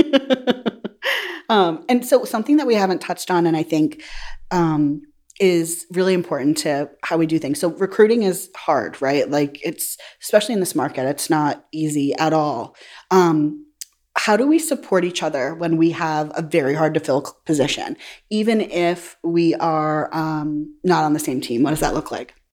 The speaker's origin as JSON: {"language": "English", "region": "New Hampshire", "country": "United States", "said": "from New Hampshire. We're from all over"}